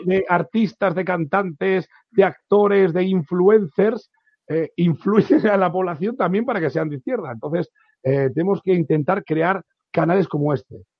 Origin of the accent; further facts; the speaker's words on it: Catalonia, Spain; como catalán que soy